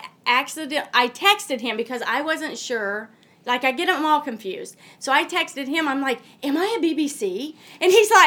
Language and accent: English; Indiana, United States; I'm from Indiana, and we have all flat land there.